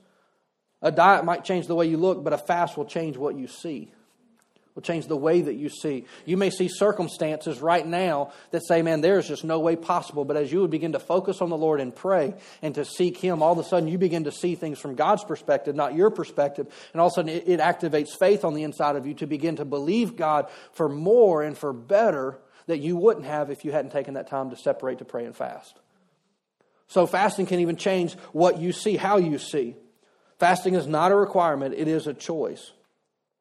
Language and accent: English; Louisiana, United States; I'm from Louisiana